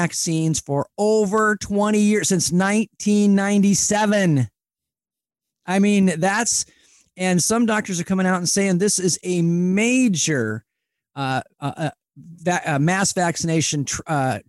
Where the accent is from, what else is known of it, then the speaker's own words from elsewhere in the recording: Spokane, Washington, United States; accent: Spokane; I grew up in the Spokane area, and Spokane is known as the Lilac City